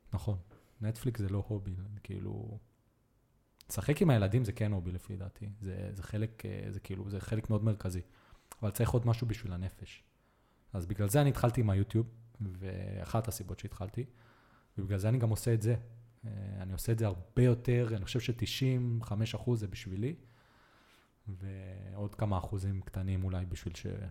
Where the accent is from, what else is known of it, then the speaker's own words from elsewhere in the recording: Be'eri, Southern District, Israel; also born or lived in Netanya, Israel / Colombia; גדלתי בנגרייה בקיבוץ אה, של סבא וסבתא שלי